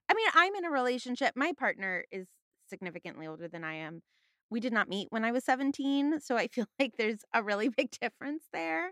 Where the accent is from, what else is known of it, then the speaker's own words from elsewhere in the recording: Los Angeles, California, United States; I'm from the San Fernando Valley